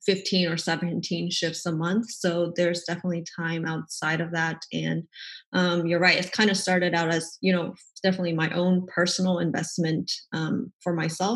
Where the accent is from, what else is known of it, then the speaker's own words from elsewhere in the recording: Dallas, Texas, United States; moved away as an adult; also born or lived in Portland, Oregon; I'm from the Dallas area here in Texas